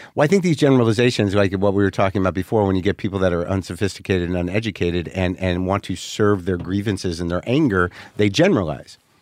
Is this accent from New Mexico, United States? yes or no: yes; New Mexico, United States; also born or lived in New Jersey; I'm genetically New Jersey, but I grew up in New Mexico